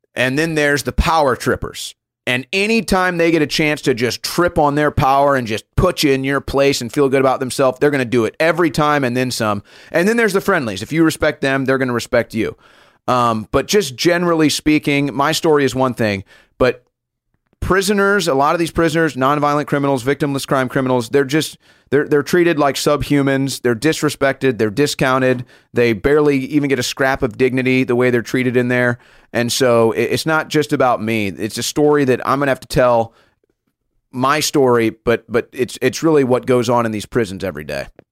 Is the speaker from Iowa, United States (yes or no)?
no; St. Louis, Missouri, United States; Saint Louis, Missouri, my hometown